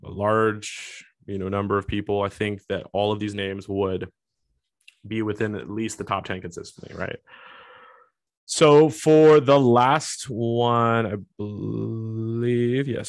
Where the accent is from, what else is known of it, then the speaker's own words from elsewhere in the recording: Washington, United States; my home state, Washington State